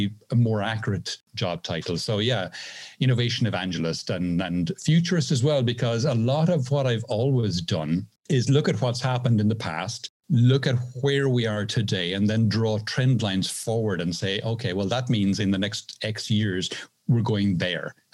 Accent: Ireland; now in Seville, Spain; I am originally Irish, now living in the south of Spain, just outside Seville

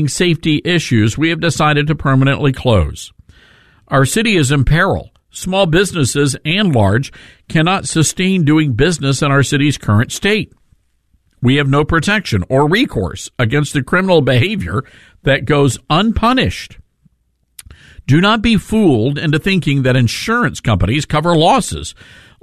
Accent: Memphis, Tennessee, United States; here in Memphis, Tennessee, my hometown

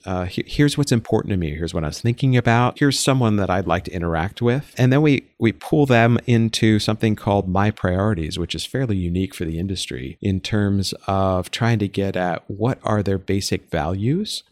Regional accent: East Coast, United States; I grew up on the East Coast.

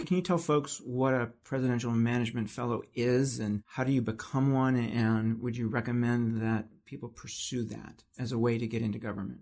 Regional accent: Northeast Ohio, United States; I grew up in Northeast Ohio, so I grew up as a Browns fan

